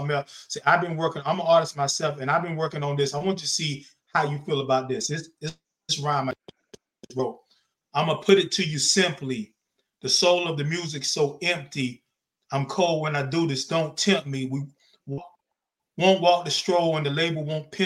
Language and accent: English; the South, United States; I'm from the South